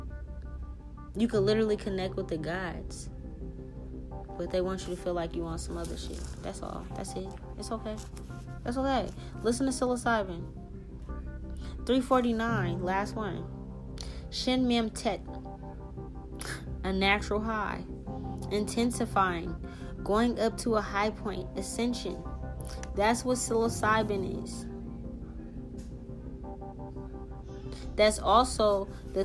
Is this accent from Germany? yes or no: no; Haiti; I'm from Haiti.